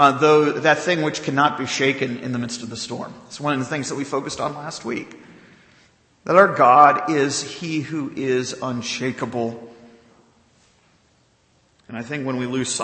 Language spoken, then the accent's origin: English; the South, United States; growing up in the South